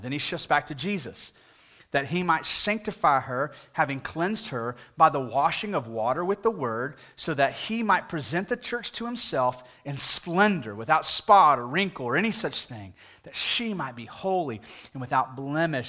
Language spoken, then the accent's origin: English; United States; as an American